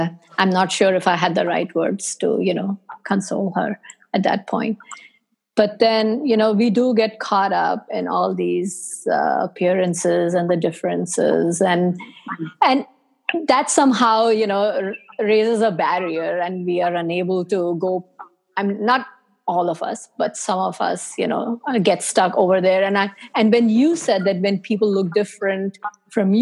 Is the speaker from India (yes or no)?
yes; India; now in United States; growing up in India, it was perfectly fine for me